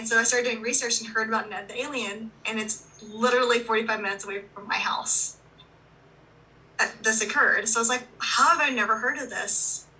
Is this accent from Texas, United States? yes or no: yes; Texas, United States; I'm from Texas.